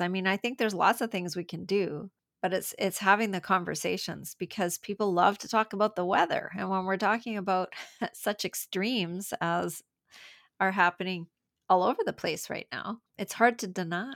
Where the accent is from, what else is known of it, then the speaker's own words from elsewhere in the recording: Canada; I'm from Canada